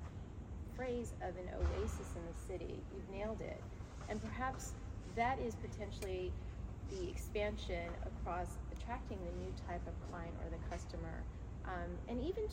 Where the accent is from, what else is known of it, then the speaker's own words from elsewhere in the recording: Tokyo, Japan; now in United States; I grew up in Tokyo